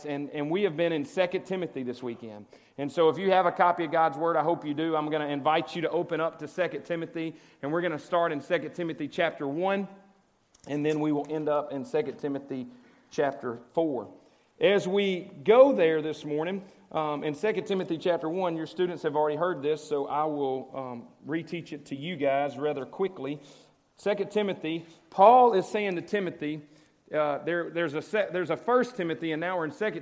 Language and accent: English; Cleveland, Mississippi, United States; now in Oxford, United States; I grew up in Cleveland. I'm a Delta boy